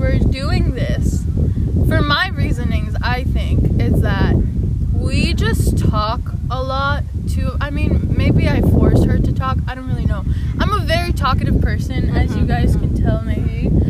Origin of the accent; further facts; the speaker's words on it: Iran; also born or lived in Japan / Toronto, Canada / Bay Area, United States; I was born in Japan, but I'm full Persian. So just imagine in your head a Middle Eastern person sitting here talking to you. And I grew up in Iran and in Toronto.